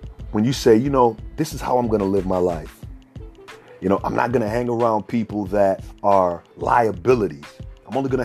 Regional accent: Minneapolis, Minnesota, United States; I grew up in Minneapolis, Minnesota

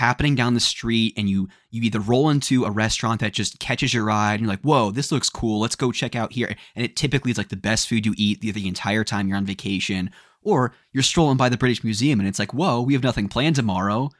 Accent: United States; we're from the States.

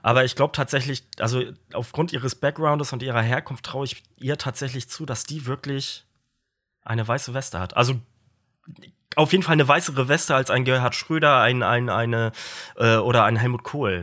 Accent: Stralsund, Mecklenburg-Vorpommern, Germany; in der Nähe von meiner Geburtsstadt Stralsund

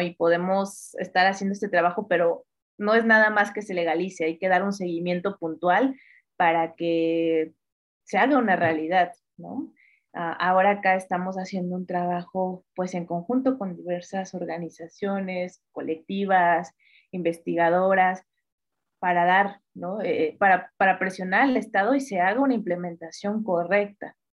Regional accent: northern Veracruz, Mexico; also born or lived in Mexico City, Mexico; yo nací en la Ciudad de México, pero eh, justo por temas familiares tuvimos que mudarnos al norte del estado de Veracruz

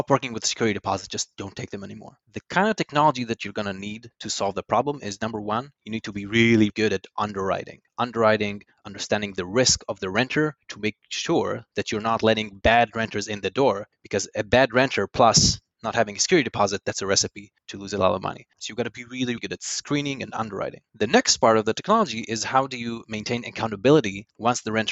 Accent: Yavne, Central District, Israel; moved away as an adult; also born or lived in London; now in New York, United States; I was born in Yavne, led a very, very boring life

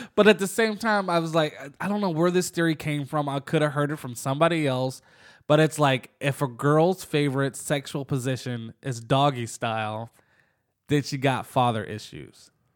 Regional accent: Jacksonville, Florida, United States; we're from Jacksonville

